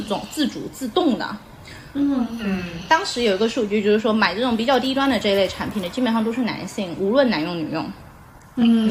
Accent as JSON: {"language": "Chinese", "town": "Xiamen", "region": "Fujian", "country": "China", "tie": "born or raised there", "said": "我们家就是，我是没有老家这个概念，我出生就在厦门，就出生就在厦门，就是我是一个完完全全的城市人。 呃，然后我就出生在厦门，老城区，但是有个问题，我的父母是生意人。然后我父母从小就是全，全国各地的飞，所以我是跟奶奶长大的"}